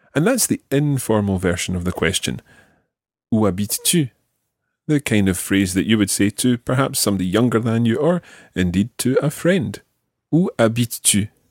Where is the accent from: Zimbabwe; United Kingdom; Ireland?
United Kingdom; Glasgow, Scotland; now in Pornic, France; I come from Glasgow, but I live here in Pornic.